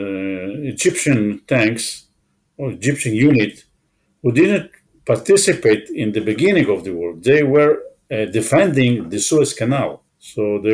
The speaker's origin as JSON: {"language": "English", "country": "Israel", "tie": "born or raised there", "said": "I was born in Israel, never was abroad before"}